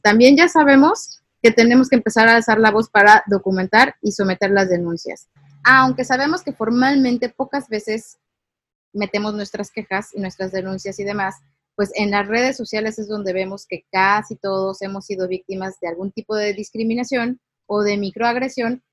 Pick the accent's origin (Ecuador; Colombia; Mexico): Mexico; nosotros como ciudadanos mexicanos